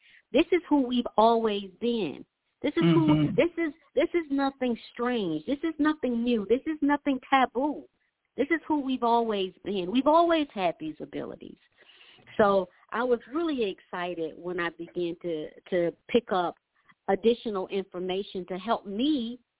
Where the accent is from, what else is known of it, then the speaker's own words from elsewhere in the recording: Atlanta, Georgia, United States; growing up in Atlanta